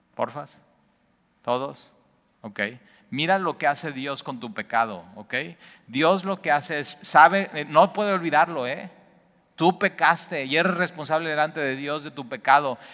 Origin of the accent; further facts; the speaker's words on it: Mexico; los mexicanos